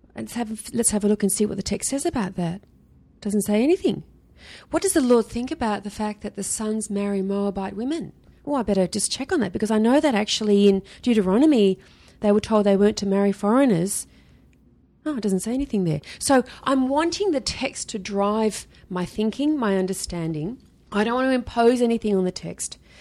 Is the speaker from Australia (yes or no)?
yes; Sydney, New South Wales, Australia; I grew up in Sydney